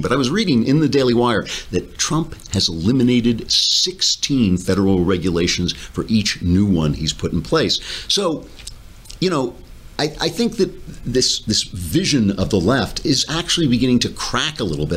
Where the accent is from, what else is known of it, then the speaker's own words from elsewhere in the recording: New York, United States; I'm a New Yorker